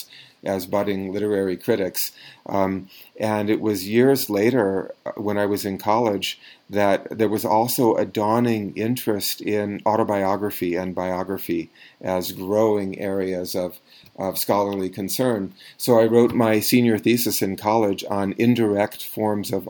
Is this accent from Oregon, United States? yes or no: yes; Eugene, Oregon, United States; I grew up in Eugene, Oregon